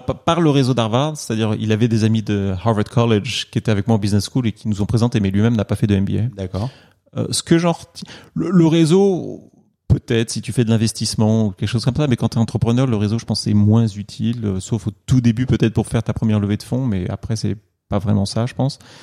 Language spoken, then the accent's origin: French; Normandy, France; moved away as an adult; also born or lived in Paris, France / China; now in New York, United States; je suis né à Paris quand même. C'est-à-dire que je suis pas de Normand d'origine.